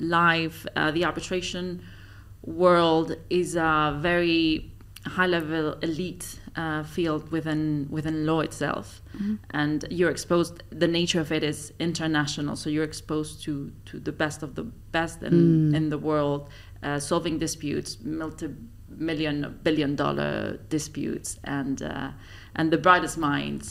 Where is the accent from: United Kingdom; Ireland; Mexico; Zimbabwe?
Mexico; Mexico City; moved away as an adult; also born or lived in Switzerland; now in Dubai, United Arab Emirates; I was born and raised in Mexico City.